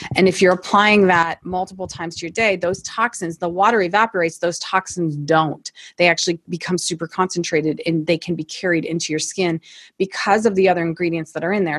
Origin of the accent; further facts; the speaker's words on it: Toledo, Ohio, United States; now in Akron, United States; Born and raised in Toledo, Ohio, so not too far from here